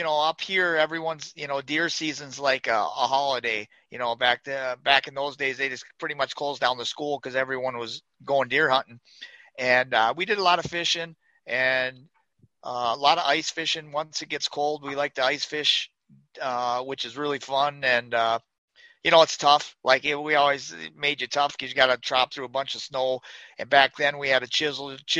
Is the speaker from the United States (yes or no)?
yes; Grantsburg, Wisconsin, United States; I grew up in northern Wisconsin, up in the Eureka, Grantsburg area, and that's where actually where I moved back to now.